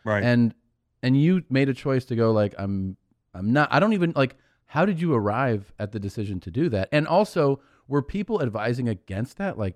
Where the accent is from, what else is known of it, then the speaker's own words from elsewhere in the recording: Cincinnati, Ohio, United States; I'm from Cincinnati.